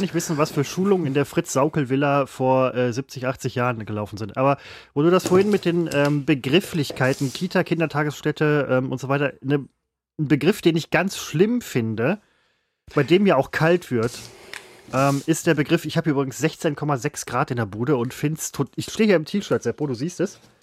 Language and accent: German; Germany